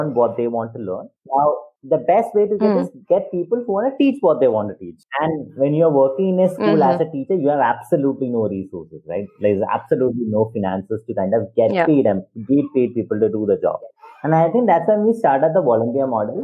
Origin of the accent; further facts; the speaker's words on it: Thiruvananthapuram, Kerala, India; I am from Kerala in Trivandrum. So when I, till the age of 21, I had a very common, like a very common education, where I went to a Catholic school